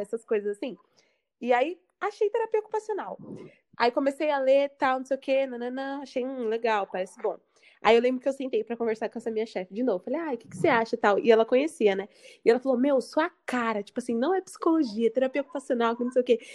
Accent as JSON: {"language": "Portuguese", "region": "São Paulo", "country": "Brazil", "moved": "yes", "lives_now": "Santos, Brazil", "said": "sou de São Paulo"}